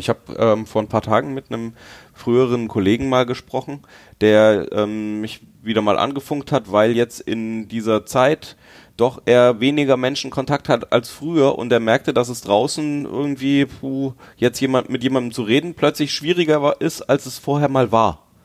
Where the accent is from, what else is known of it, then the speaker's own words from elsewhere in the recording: Franconia, Bavaria, Germany; Ich bin in Franken aufgewachsen